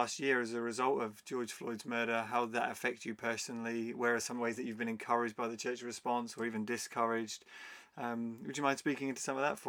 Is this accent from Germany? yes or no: no; Nigeria; now in London, United Kingdom; And as a Nigerian woman, as a black woman, actually